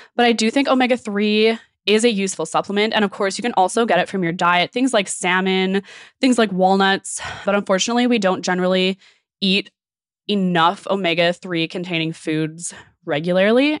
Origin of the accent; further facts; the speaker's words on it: Okanagan, British Columbia, Canada; I'm from the Okanagan